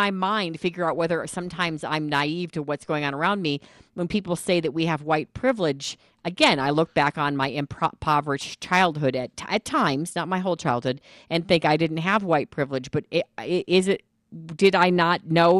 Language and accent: English; Midwest, United States; I grew up in the Midwest